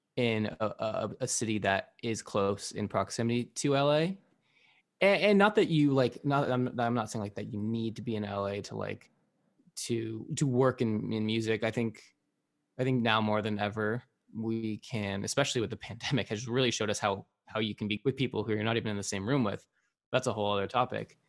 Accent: Arizona, United States; I grew up in Arizona

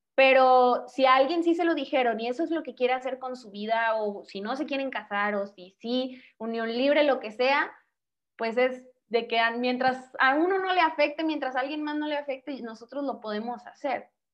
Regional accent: Monterrey, Nuevo León, Mexico; soy de Monterrey, Nuevo León

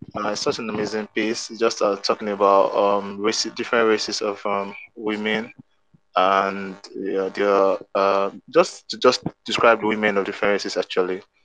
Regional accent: Nigeria; I'm an artist from Nigeria.

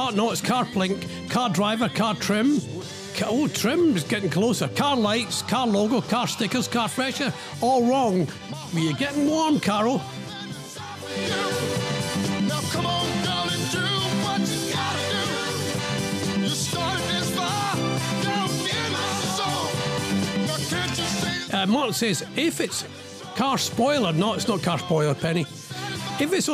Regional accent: Scotland, United Kingdom; now in England; I'm Scottish

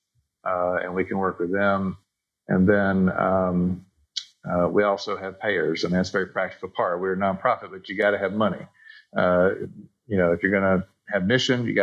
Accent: Bessemer, Alabama, United States; I'm a Birmingham native. I grew up actually in Bessemer on the west side

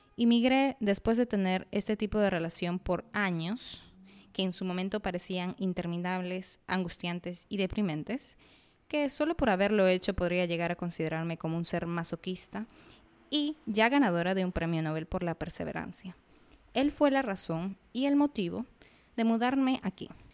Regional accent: Arequipa, Peru; soy arequipeña. Digo, peruana

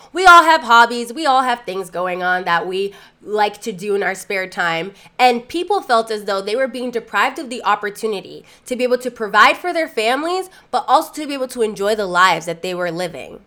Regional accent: Lawrence, Massachusetts, United States; my hometown, Lawrence, Massachusetts

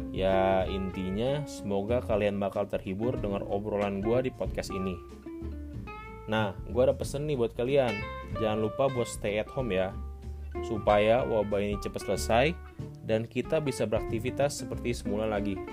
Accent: South Tangerang, Banten, Indonesia; also born or lived in Kupang; now in Semarang, Indonesia; Gua lahir di Kupang NTT, tapi tumbuh dan berkembang di Tangerang Selatan. Sekarang gua menempuh studi di salah satu universitas di Semarang.

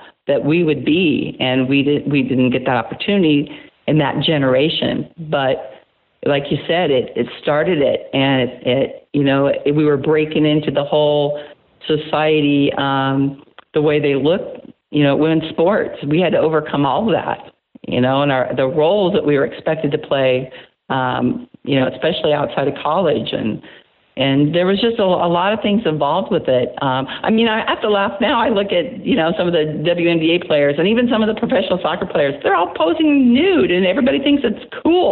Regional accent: Iowa, United States; I go back to my hometown

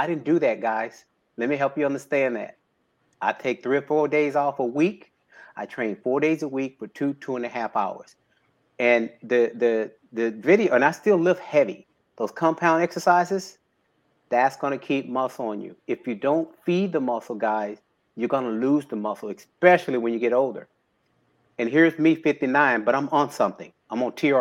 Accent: Houston, Texas, United States; born and raised in Houston, Texas.

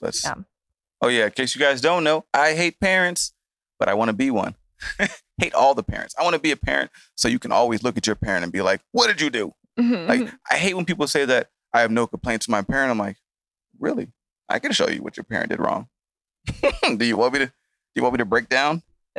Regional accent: Atlanta, Georgia, United States; also born or lived in Chicago; Yeah, I grew up in Atlanta and Chicago.

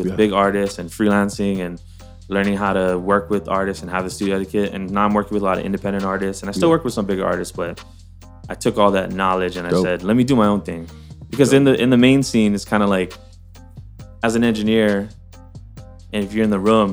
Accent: Hawaii, United States; moved away as an adult; everyone knew that I was from Hawaii.

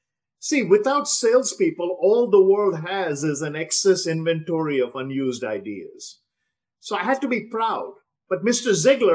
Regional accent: South India, India; first language Telugu; I grew up in the South. I speak Telugu, but I married a girl from the North, and I probably speak better Hindi than I do Telugu at this point.

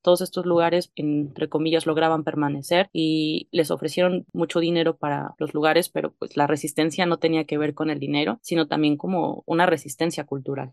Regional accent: Mexico; nosotros como mexicanos

